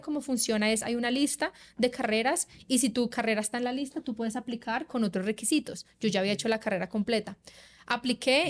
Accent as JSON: {"language": "Spanish", "country": "Colombia", "also_born_or_lived": "Australia", "moved": "as an adult", "said": "uno viene de Colombia donde la mayoría, el promedio de personas no empieza a trabajar hasta que tú te gradúes"}